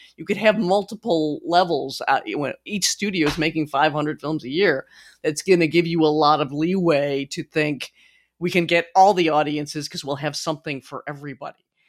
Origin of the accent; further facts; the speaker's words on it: United States; I'm such an American